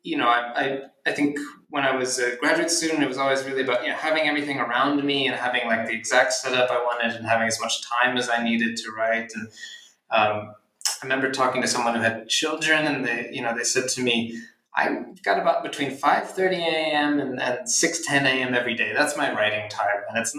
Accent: Philadelphia, Pennsylvania, United States; I'm from Philadelphia

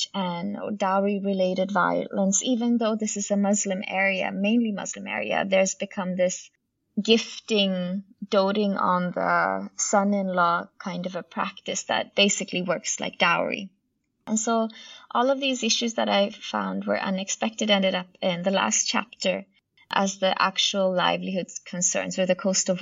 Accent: Sweden; I myself am born and raised in Sweden to Bangladeshi parents

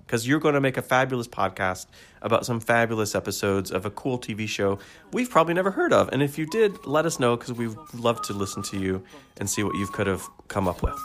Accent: United States; I'm American

